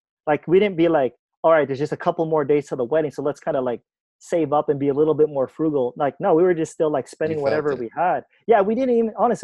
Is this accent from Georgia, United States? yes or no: no; Los Angeles, California, United States; moved away as an adult; also born or lived in Philippines; I'm born and raised in Cali